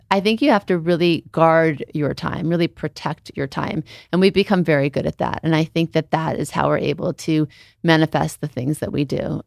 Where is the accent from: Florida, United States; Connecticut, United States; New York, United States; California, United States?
California, United States; Beverly Hills; also born or lived in New Orleans; we moved from New Orleans to Beverly Hills